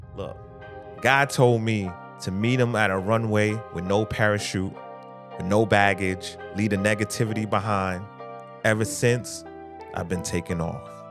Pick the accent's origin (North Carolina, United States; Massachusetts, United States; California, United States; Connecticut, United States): Massachusetts, United States; Boston; I grew up in Phil's Corner, right? It's, it was, at the time, it was one of the worst places to live in, uh, Boston